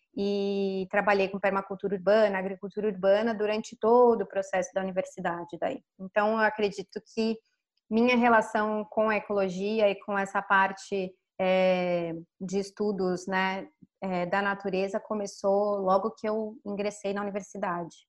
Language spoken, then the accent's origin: Portuguese; São Paulo, Brazil; also born or lived in Florianópolis; eu nasci e cresci em São Paulo